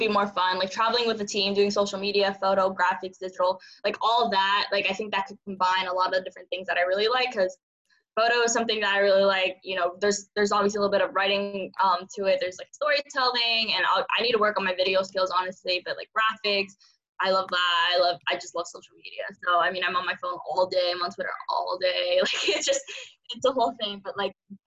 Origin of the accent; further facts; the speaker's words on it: San Francisco, California, United States; first language Cantonese; English is a second language; moved away as an adult; now in Phoenix, United States; growing up in San Francisco